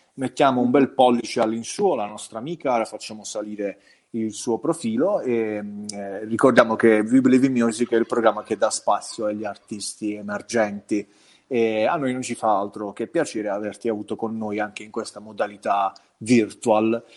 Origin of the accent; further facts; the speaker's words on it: province of Bari, Apulia, Italy; qui al sud